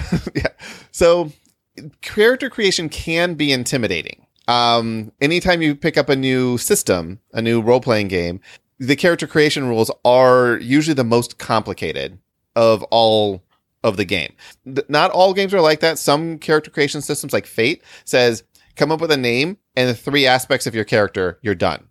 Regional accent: Illinois, United States; we're from Illinois

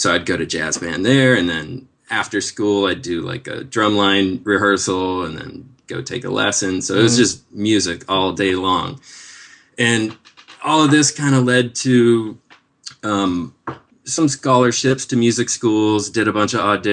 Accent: Seattle, Washington, United States; moved away as an adult; also born or lived in Denver, Colorado; now in Los Angeles, United States; So I grew up in Seattle, and I did go to Colorado, Denver, actually, for college, and spent about 9 years there. So I'm kind of from both places, but Seattle is really where I grew up

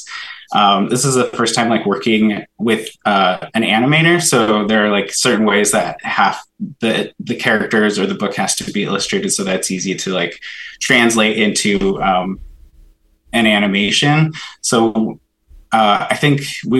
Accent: Ketchikan, Alaska, United States; also born or lived in Sitka, Alaska / Juneau, Alaska / Klawock, Alaska; We grew up in Southeast Alaska. I guess we kind of grew up a little bit all over the place. We're from Ketchikan, but we lived in Sitka, Juneau, and Klawak kind of in the summers.

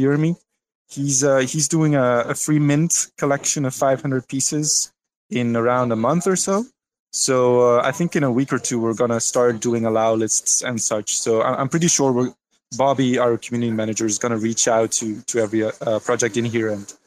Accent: Belgium; I'm from Belgium

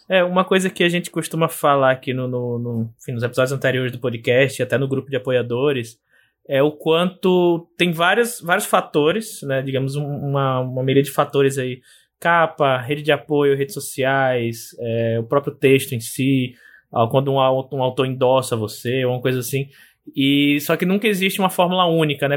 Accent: Aracaju, Sergipe, Brazil; no meu, no meu estado natal, em Sergipe, na cidade de Aracaju

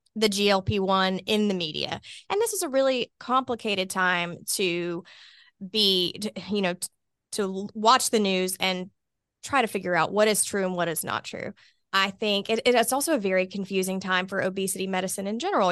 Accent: Hoover, Alabama, United States; also born or lived in Mobile, Alabama; I was born here in Birmingham, specifically in Hoover. Um, went to Spain Park High School

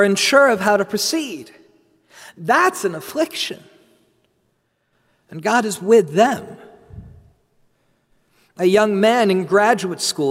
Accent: New Jersey, United States; I'm from New Jersey

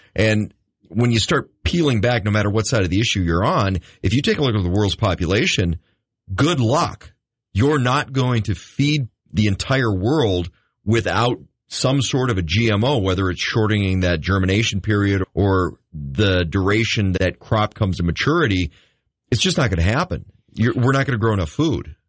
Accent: United States; I grew up in the Red River Valley.

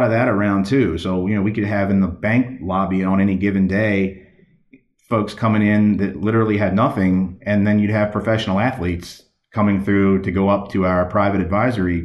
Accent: Baltimore, Maryland, United States; I'm from Baltimore, Maryland, originally in that area

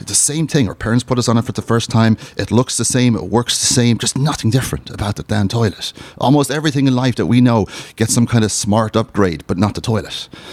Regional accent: Ireland; I'm from Ireland

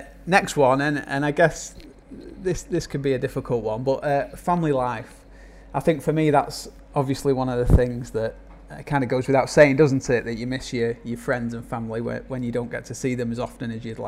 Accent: Manchester, North West England, United Kingdom; now in Thailand; I'm from Manchester

